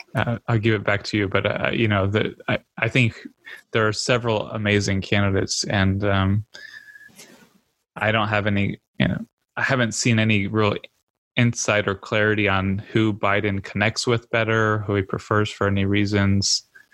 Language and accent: English; Florida, United States; I'm from Florida